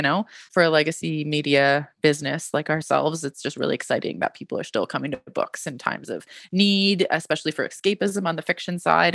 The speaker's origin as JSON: {"language": "English", "country": "Canada", "said": "I'm Canadian"}